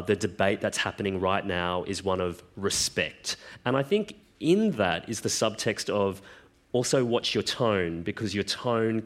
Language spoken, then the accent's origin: English; Queensland, Australia; I grew up in Queensland